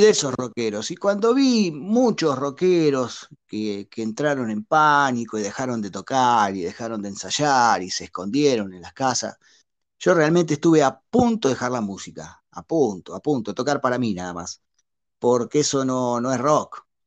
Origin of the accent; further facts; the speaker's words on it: La Plata, Buenos Aires Province, Argentina; moved away as an adult; now in Monterrey, Mexico; yo soy nacido y criado hasta los 28 años ahí en la ciudad de La Plata, que viene siendo la capital de la provincia de Buenos Aires